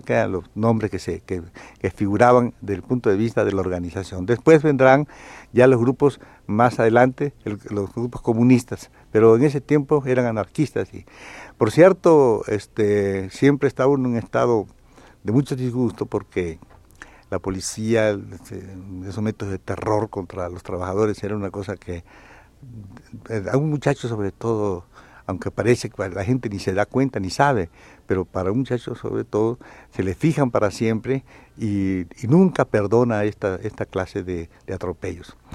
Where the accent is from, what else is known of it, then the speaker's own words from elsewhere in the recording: southeast Mexico, Mexico; moved away; also born or lived in Tampico; Yo conocía lo que es mi pueblo, lo que es la parte del sureste